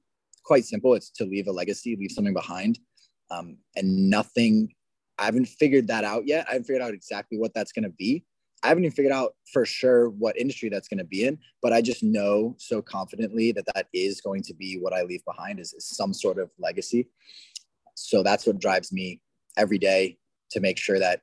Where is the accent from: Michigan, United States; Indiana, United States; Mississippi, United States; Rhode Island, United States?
Rhode Island, United States; moved away as an adult; now in Texas, United States; I come from Rhode Island originally, but I made my way all the way down to Texas where I've been since, I want to say, March of last year.